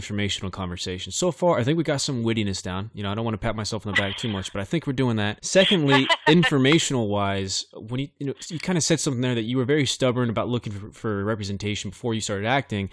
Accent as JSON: {"language": "English", "town": "Bakersfield", "region": "California", "country": "United States", "tie": "born or raised there", "said": "my hometown of Bakersfield, California"}